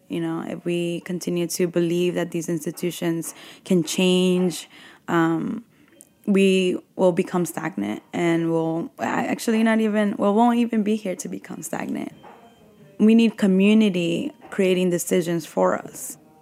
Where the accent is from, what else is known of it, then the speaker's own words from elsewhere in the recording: New York City, New York, United States; I grew up in Bushwick